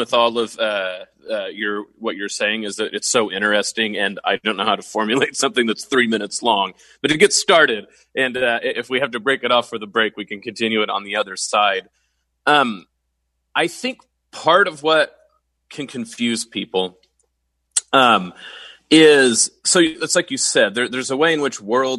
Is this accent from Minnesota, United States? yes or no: no; Oklahoma, United States; I'm from Oklahoma.